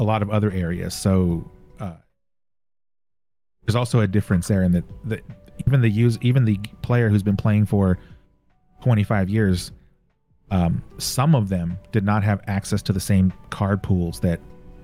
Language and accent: English; Texas, United States; now in California, United States; I was born and raised in Texas. I'm now in California